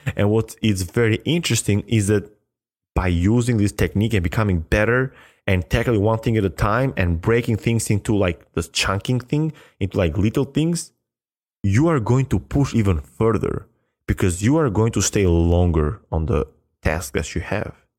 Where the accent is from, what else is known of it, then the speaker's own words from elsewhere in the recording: Albania; English is a second language; moved away as an adult; now in United States; my high school in Albania